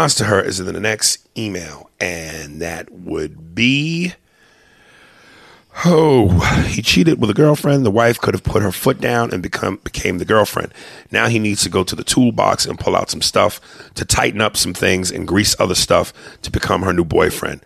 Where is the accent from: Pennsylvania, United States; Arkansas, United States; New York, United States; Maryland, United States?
New York, United States; I'm a diehard New Yorker, and I love New York, and I'll claim it to a degree